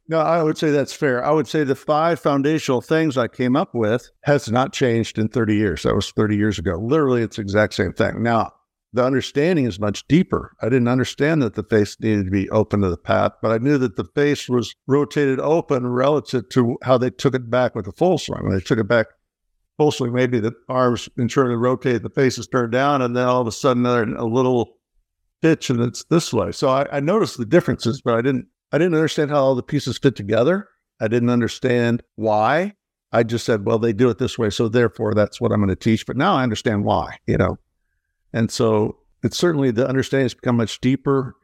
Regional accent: Midwest, United States; growing up in the Midwest where the lives were quite simple and easy

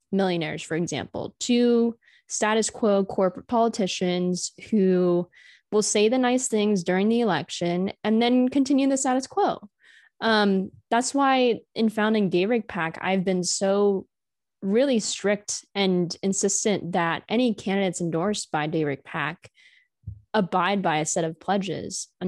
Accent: California, United States; I'm coming from California. It's a completely different political landscape.

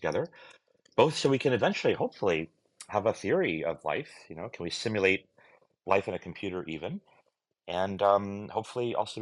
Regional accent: suburb of Dallas, North Texas, United States; I grew up in North Texas, in a suburb of Dallas

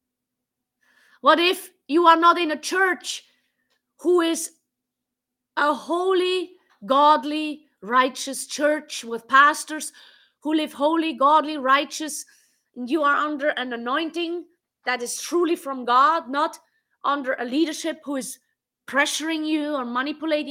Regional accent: Switzerland; English is a second language; moved away as an adult; now in United States; I grew up in Switzerland and I lived in Switzerland for the most of my life. I'm living here in America since 2.5 years

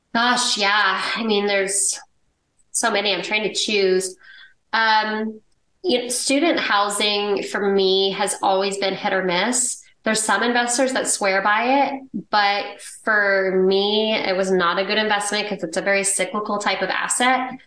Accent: Dallas, Texas, United States; I grew up in Dallas, Texas. It's where I live now

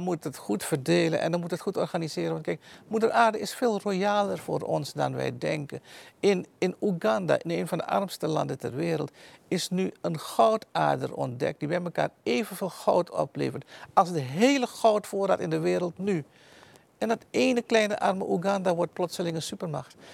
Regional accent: Suriname; moved away as an adult; also born or lived in Netherlands; now in Almere, Netherlands; Ik ben in Suriname geboren, heb daar tot mijn achttiende gewoond.

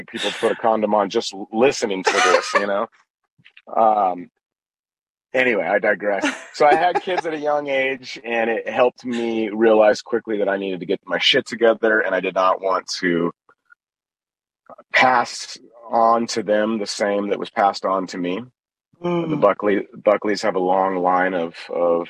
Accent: San Luis Obispo, California, United States; also born or lived in Orange County / Los Angeles; a young man growing up in San Luis Obispo

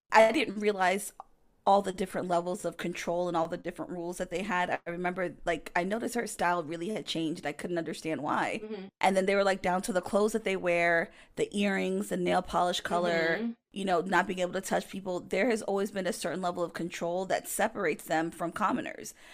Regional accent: United States; as an American

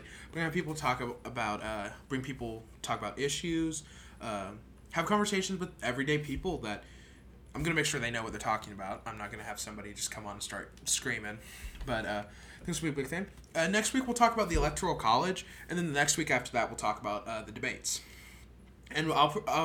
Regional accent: Kentucky, United States; my home state of Kentucky

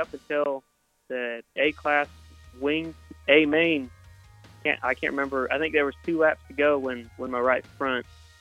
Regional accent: Wichita, Kansas, United States; I'm from Wichita, Kansas. I grew up going to 81 Speedway, about 15 minutes from my house.

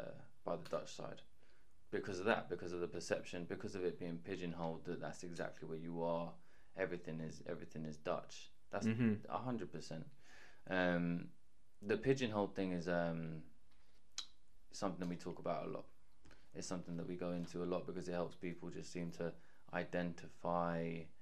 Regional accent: London, United Kingdom; We were born and raised in London.

